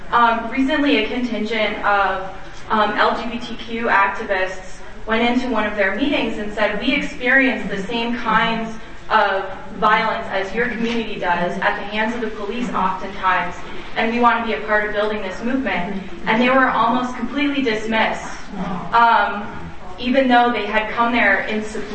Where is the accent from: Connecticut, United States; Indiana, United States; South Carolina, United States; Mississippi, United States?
Connecticut, United States; New Haven; Also, I'm from New Haven, and there's a really big Seventh-day Adventist population there